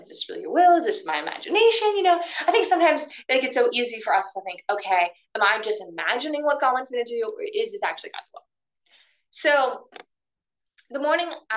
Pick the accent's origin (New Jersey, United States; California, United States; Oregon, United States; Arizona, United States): Oregon, United States; moved away as an adult; also born or lived in Castle Rock, Colorado; I grew up in Oregon